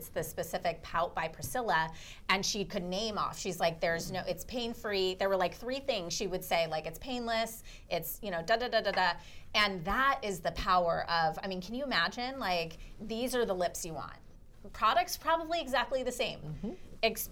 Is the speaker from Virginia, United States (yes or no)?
no; Orange County, California, United States; I'm from Orange County, so in Newport